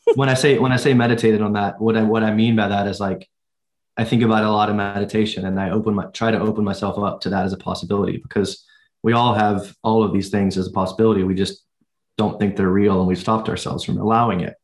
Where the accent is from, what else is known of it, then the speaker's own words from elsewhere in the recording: United States; as Americans